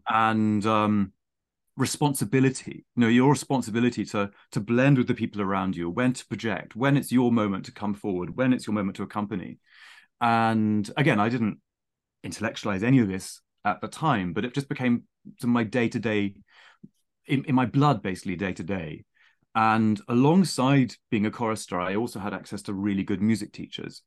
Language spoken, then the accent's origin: English; near Winchester, South East England, United Kingdom; accent: plummy; also born or lived in Saint Petersburg; I was born near Winchester.